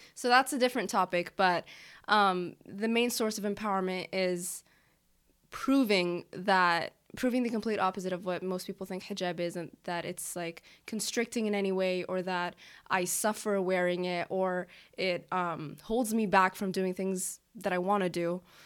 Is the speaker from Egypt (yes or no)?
yes; Egypt; now in United States; I'm from Egypt